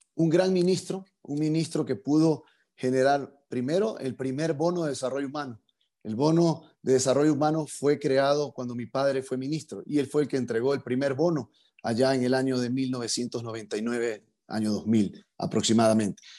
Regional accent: Portoviejo, Manabí, Ecuador; me fui a vivir al centro de Puerto Viejo

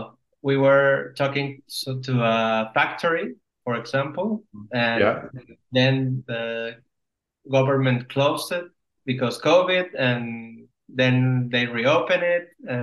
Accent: Mexico; moved away as an adult; now in Spain; I'm from Mexico.

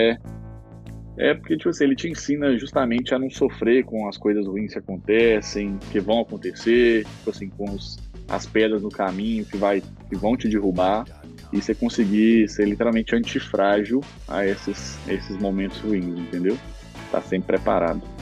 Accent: Coronel Fabriciano, Minas Gerais, Brazil; eu sou de Coronel Fabriciano

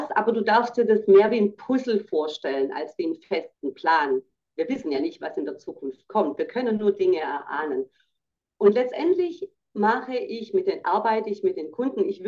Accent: Baden-Württemberg, Germany; ich sage auch, ich bin ja Schwäbin, wir sagen rum zu doktern

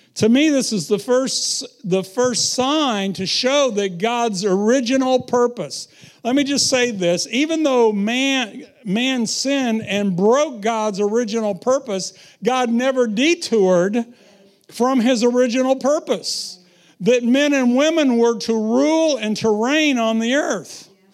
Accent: United States; moved away; I was raised around the Missouri River

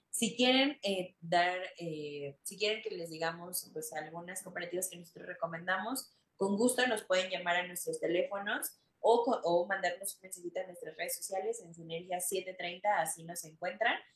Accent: Mexico; somos mexicanos

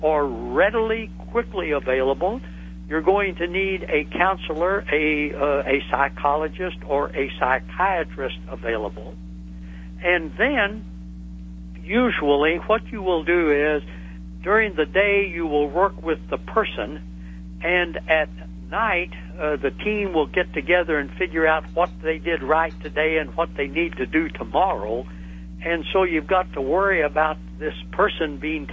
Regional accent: the Ozarks of southwestern Missouri, United States; I come from the Ozarks of southwestern Missouri, and I grew up in the Bible

